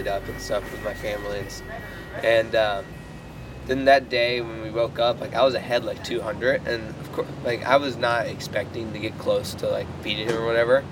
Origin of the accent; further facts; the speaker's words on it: Myrtle Beach, South Carolina, United States; my hometown, Myrtle Beach, South Carolina